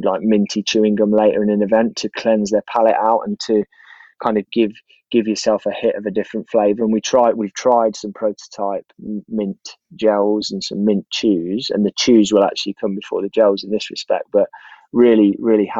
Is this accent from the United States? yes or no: no; Leicester, East Midlands, United Kingdom; I grew up in Leicester